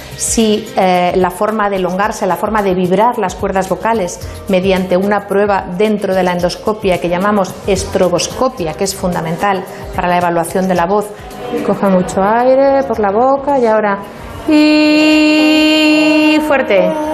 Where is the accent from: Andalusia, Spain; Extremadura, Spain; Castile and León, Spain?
Castile and León, Spain; Valladolid; moved away as an adult; now in Madrid, Spain; yo soy vallisoletana. Mm, ah. Me siento de allí, aunque no nací allí, un poco por, circunstancias familiares, pero me he criado en Valladolid y siento que es mi ciudad